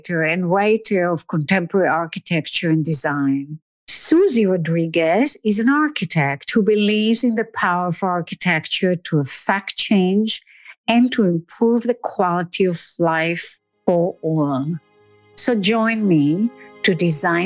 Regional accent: Israel; moved away as an adult; now in New York, United States; I grew up in Israel and moved to New York in my early 20s.

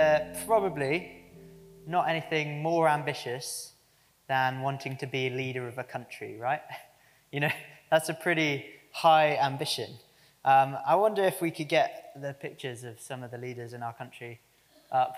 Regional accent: United Kingdom; us, apparently, as the British public.

